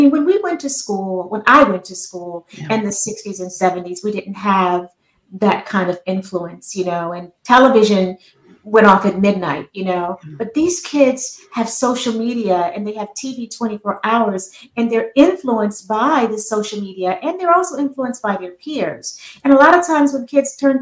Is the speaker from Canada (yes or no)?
no; Fayetteville, North Carolina, United States; now in Maryland, United States; I'm from Fayetteville, North Carolina, but I live in Maryland now